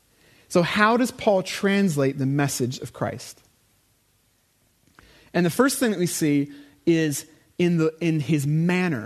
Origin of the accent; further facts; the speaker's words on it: United States; moved away; I am American